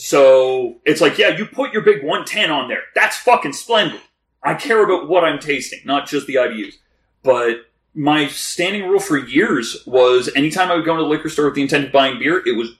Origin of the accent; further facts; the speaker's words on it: the Maritimes, Canada; I'm from the Maritimes.